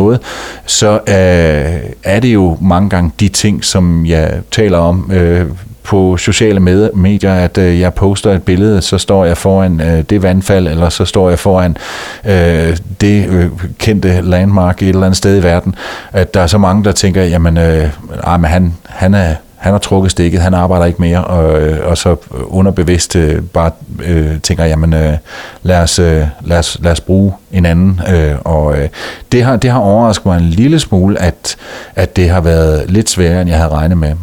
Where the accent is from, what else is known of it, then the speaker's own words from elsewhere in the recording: Denmark; moved away as an adult; hjemme i Danmark